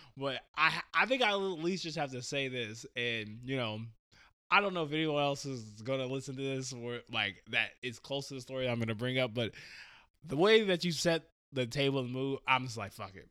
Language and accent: English; Portland, Oregon, United States; born and raised Portland, Oregon. Um, I'm a Portland native.